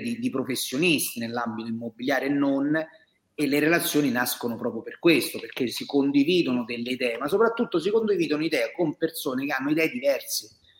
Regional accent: Mentana, Lazio, Italy; io sono proprio di Mentana. Io F cento ventisette è il mio codice fiscale, quindi io sono stato partorito a mentare. Quindi io posso proprio dire di essere un mentanese verace

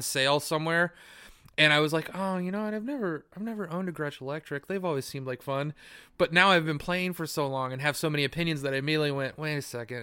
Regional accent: United States

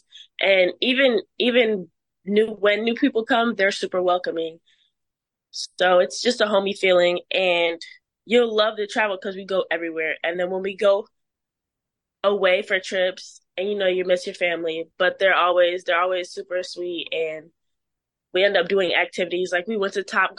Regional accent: Plainfield, Illinois, United States; I'm from Plainfield, Joliet area.

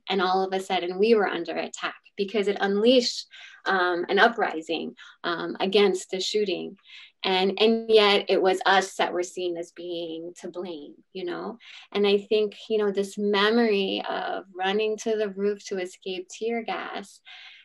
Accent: Washington, District of Columbia, United States; I grew up in a neighborhood called Mount Pleasant in Washington, D.C.

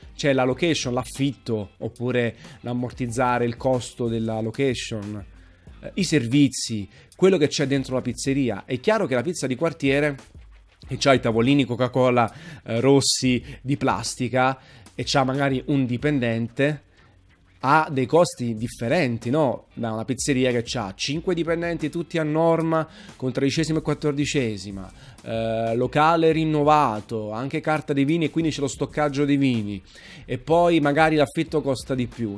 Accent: Naples, Campania, Italy; sono napoletano. Eh, sono tifosissimo nel Napoli, innamorato della mia città

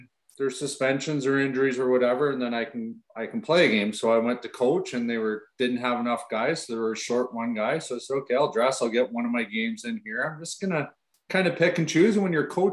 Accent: Ripley, Ontario, Canada; It was my hometown.

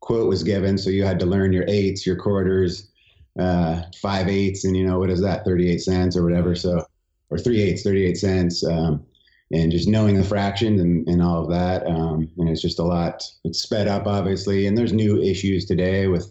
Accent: San Diego, California, United States; we grew up in San Diego is where I grew up

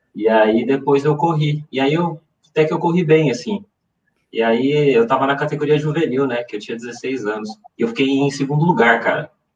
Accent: São Paulo, Brazil; now in Campinas, Brazil; eu moro em Campinas, mas eu, eu sou nascido em São Paulo

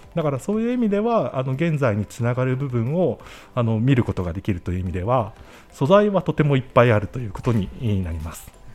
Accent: Yokosuka, Kanagawa, Japan; moved away as an adult; also born or lived in Tokyo; now in Niigata, Japan; 横須賀なんですけどあの横浜の南の横須賀なんですけど、うん、そこにずっといて、うんうんうん、基本的にはずっとそこで暮らしてましたね

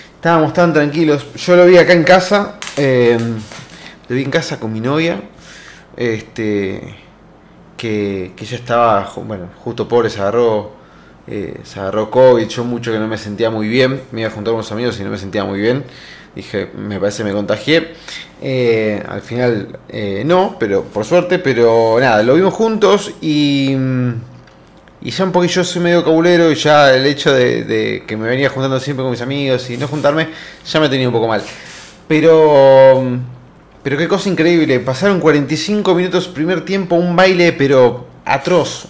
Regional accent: Argentina

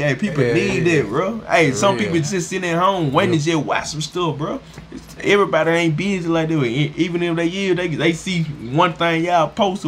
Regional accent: the South, United States; we from the south

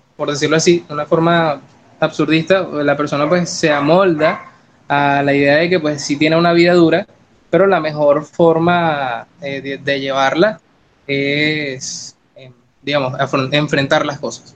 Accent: Caracas, Capital District, Venezuela; moved away; soy venezolano, vengo de Caracas, ciudad de los caramelos también.

